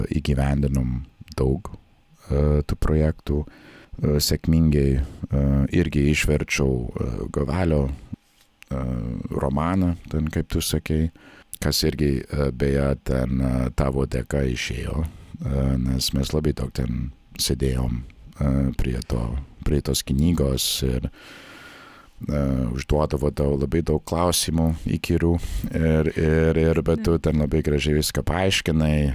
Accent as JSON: {"language": "Lithuanian", "region": "Nebraska", "country": "United States", "tie": "born or raised there", "also_born_or_lived": "Baltic states", "second_language": "Lithuanian", "moved": "as an adult", "lives_now": "Latvia", "said": "Šiaip aš esu kilęs iš Nebraskos valstijos."}